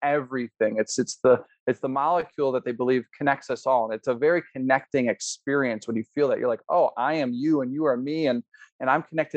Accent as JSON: {"language": "English", "town": "Chicago", "region": "Illinois", "country": "United States", "tie": "born or raised there", "moved": "yes", "lives_now": "Colorado, United States", "said": "growing up in Chicago with 1 or 2 dozen plants"}